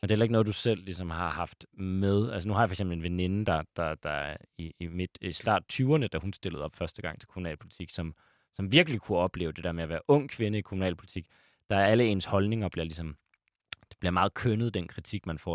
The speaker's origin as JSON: {"language": "Danish", "town": "Aalborg", "region": "North Denmark Region", "country": "Denmark", "said": "jeg er selv fra Aalborg"}